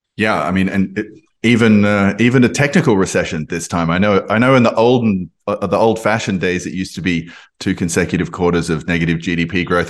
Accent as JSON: {"language": "English", "country": "Australia", "accent": "Australian", "said": "I'm, I'm Australian, you can probably hear from my, from my accent"}